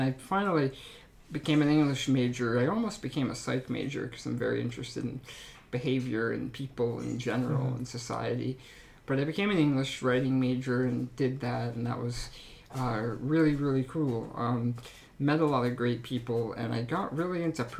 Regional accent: Upper Blackadie, Pennsylvania, United States; also born or lived in Edinboro, Pennsylvania; I grew up in Upper Blackadie, Pennsylvania, small town, about 10 miles south of here in Robbsville. So yeah, I've spent my whole life here except for college

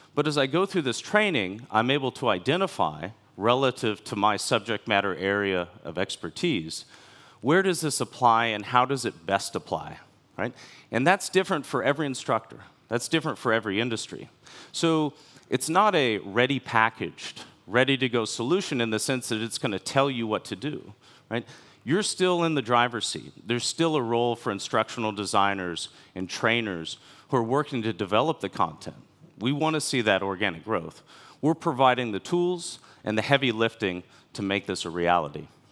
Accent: United States; moved away as an adult; also born or lived in China; I'm from America, the last fifteen years of my professional life were in different cities in China.

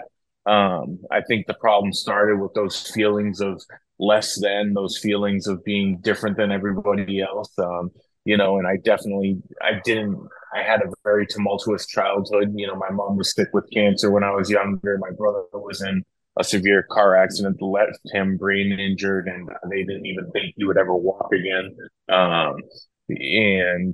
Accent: Franklin, Massachusetts, United States; moved away as an adult; also born or lived in Atlanta / Texas; I grew up, born and raised in Franklin, Massachusetts

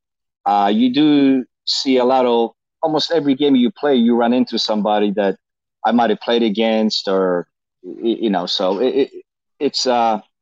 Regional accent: Poland; now in United States; growing up in Poland

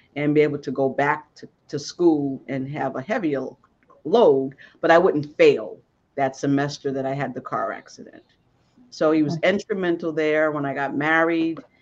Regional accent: Boston, Massachusetts, United States; I'm from Boston

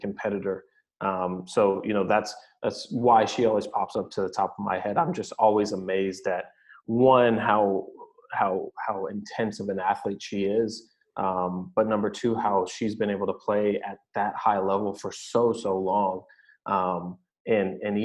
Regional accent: California, United States; moved away as an adult; also born or lived in Salem, Oregon; a California kid where it's sunny

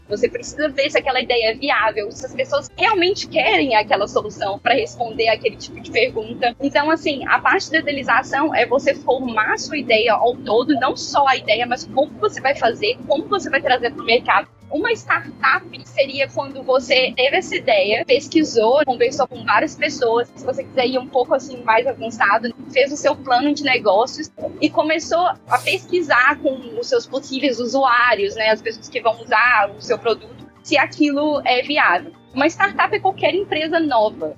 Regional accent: Belo Horizonte, Minas Gerais, Brazil; moved away as an adult; now in London, United Kingdom; Eu sou médica formada pela UFMG, sou de Belo Horizonte, nunca tinha saído do Brasil antes do Ciência Sem Fronteiras

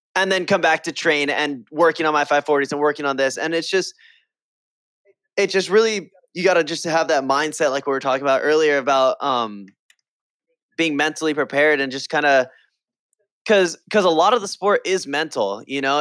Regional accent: Hawaii, United States; in Hawaii, I grew up skating my local skate park

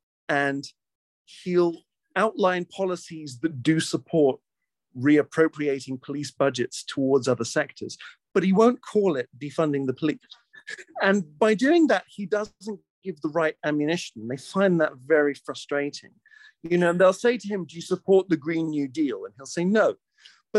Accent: Canada; also born or lived in United Kingdom; I'm a Canadian

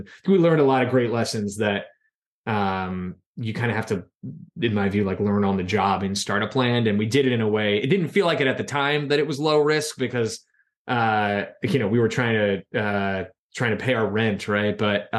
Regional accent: Philadelphia, Pennsylvania, United States; And, you know, headed back to what was my hometown.

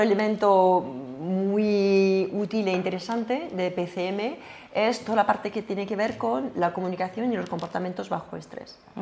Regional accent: France; accent: French; Spanish is a second language; moved away; yo soy francesa

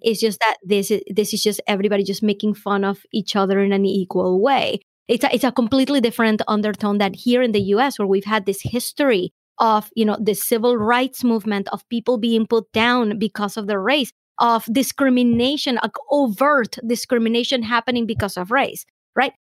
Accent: Venezuela; now in United States; I have found a lot of opportunity in the US that I wouldn't have in my home country

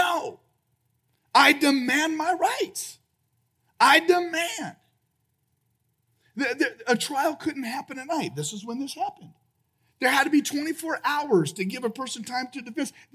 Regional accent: United States; I'm American

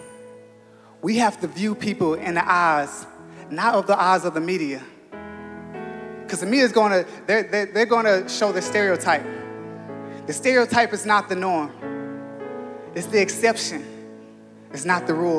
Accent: Los Angeles, California, United States; Growing up in South Central Los Angeles in Crenshaw

